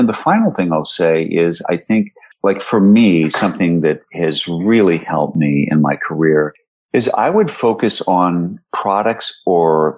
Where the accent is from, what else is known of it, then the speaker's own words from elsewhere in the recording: Minneapolis–Saint Paul, Minnesota, United States; moved away; growing up in the Twin Cities